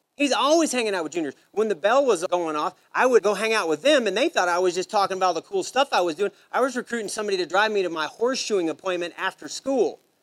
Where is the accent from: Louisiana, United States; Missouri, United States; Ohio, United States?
Missouri, United States; Savannah; also born or lived in St. Joseph, Missouri; now in Texas, United States; I grew up in St. Joe, Missouri, was the nearest decent sized town to where I lived. I'm from Savannah, it's a little small country town